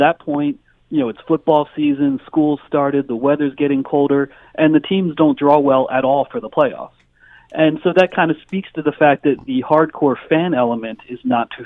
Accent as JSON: {"language": "English", "region": "Pennsylvania", "country": "United States", "tie": "born or raised there", "said": "I grew up in Pennsylvania"}